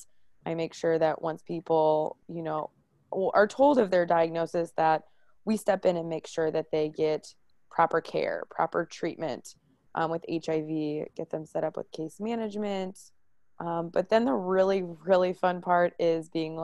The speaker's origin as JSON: {"language": "English", "town": "Maryland Heights", "region": "Missouri", "country": "United States", "tie": "born or raised there", "said": "I am from the St. Louis area. I grew up in Maryland Heights."}